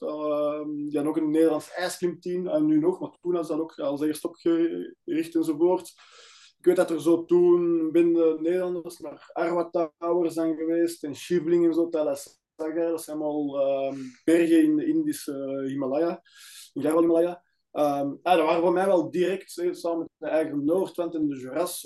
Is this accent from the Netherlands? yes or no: no; Antwerp area, Flanders, Belgium; Wij zijn allebei van Antwerpen omstreken